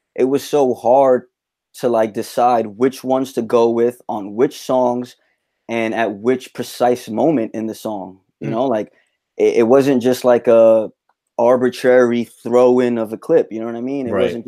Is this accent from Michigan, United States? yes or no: no; New York City, New York, United States; right in my hometown, right